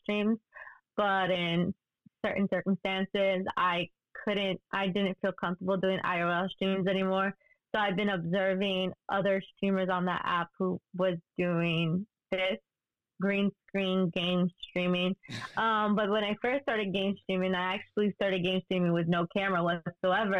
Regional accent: New York City, New York, United States; I'm from New York City

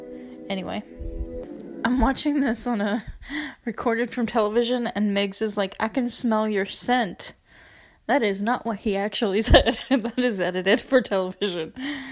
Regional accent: West Virginia, United States; I'm from West Virginia.

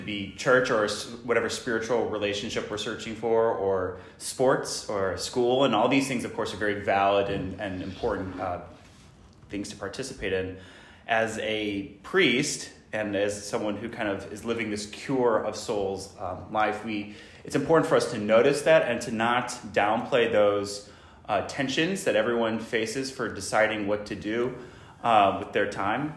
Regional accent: St. Louis, Missouri, United States; now in Rye, United States; I'm originally from St. Louis, Missouri.

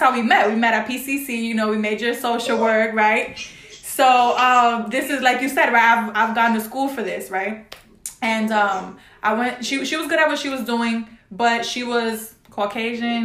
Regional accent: New York City, New York, United States; Because I'm from the Bronx. All right, I'm from the Bronx, New York.

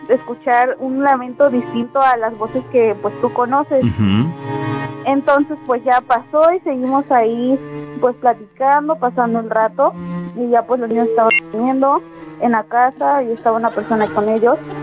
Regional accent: Córdoba, Veracruz, Mexico; Soy de aquí, de Brillante Crucero

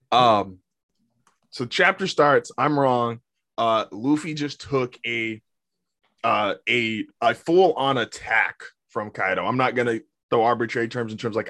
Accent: United States; we grew up in America.

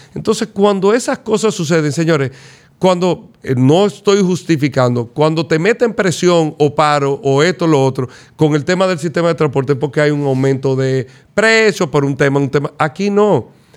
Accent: Dominican Republic; nosotros como dominicanos

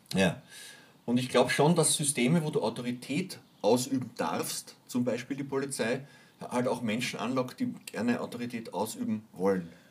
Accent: Hinterbrühl, Lower Austria, Austria; Ich bin nämlich aufgewachsen in der Hinterbrühl

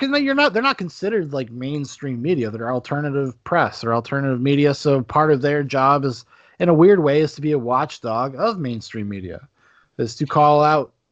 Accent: United States; as a citizen, as an American

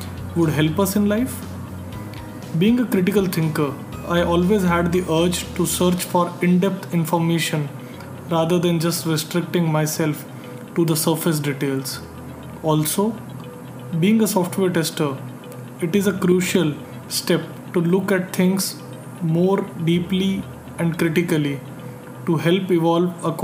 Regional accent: India; from India

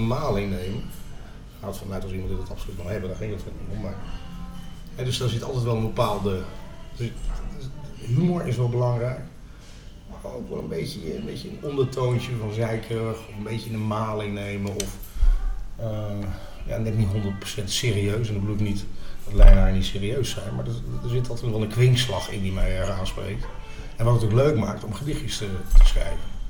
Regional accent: Lichtenvoorde, Gelderland, Netherlands; moved away as an adult; also born or lived in Enschede; now in Leiden, Netherlands; ik ben inderdaad opgegroeid in de Achterhoek

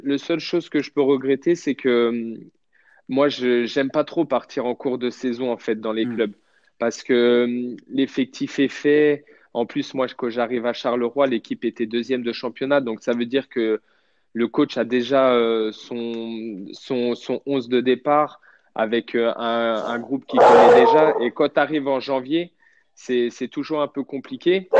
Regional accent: Châteauroux, Centre-Val de Loire, France; moved away; je suis originaire de Châteauroux, donc je me sens bien dans la ville.

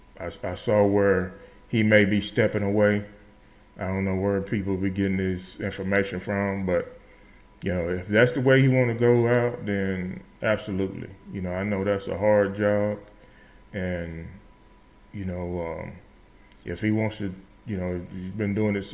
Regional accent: Starkville, Mississippi, United States; moved away as an adult; also born or lived in Las Cruces, New Mexico; now in Las Vegas, New Mexico, United States; I was born and raised in Starville, Mississippi

